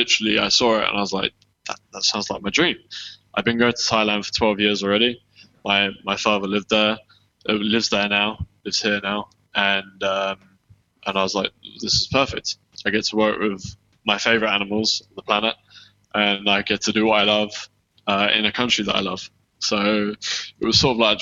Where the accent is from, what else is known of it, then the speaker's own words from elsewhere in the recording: United Kingdom; accent: south of England; moved away; I'm from Surrey in London. So Greater London.